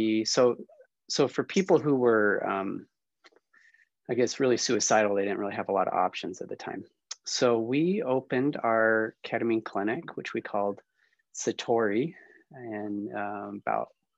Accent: St. George, Utah, United States; also born or lived in Wisconsin / Salt Lake City, Utah; I grew up in Southern Utah

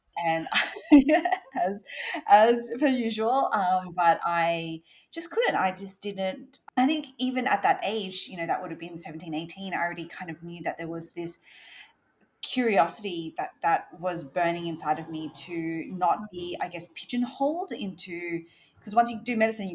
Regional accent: Sydney, New South Wales, Australia; I grew up in Australia, in Sydney.

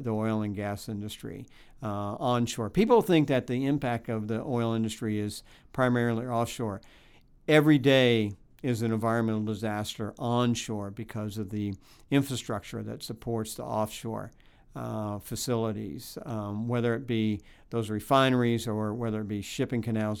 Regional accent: Tampa, Florida, United States; growing up on Tampa Bay

